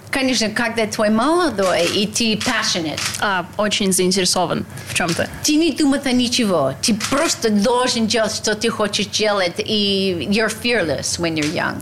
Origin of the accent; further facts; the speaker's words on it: United States; Russian is a second language; moved away as an adult; also born or lived in Russia; Я была молодой американка